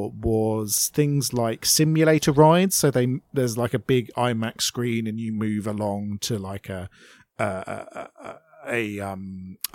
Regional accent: United Kingdom; I'm a British person

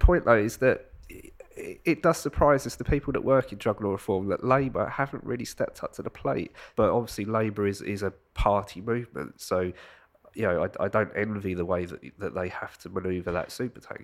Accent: United Kingdom; I'm not from London

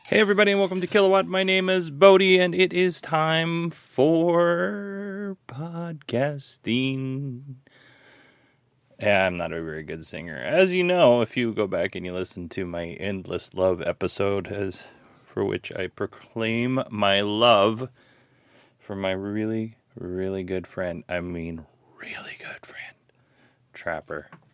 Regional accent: Alaska, United States; I grew up in Alaska

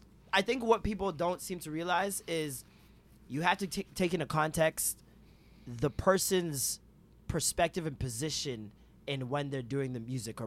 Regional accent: Toronto, Ontario, Canada

